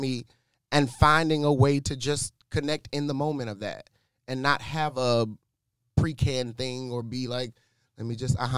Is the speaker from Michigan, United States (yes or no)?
yes; Detroit, Michigan, United States; I'm from Detroit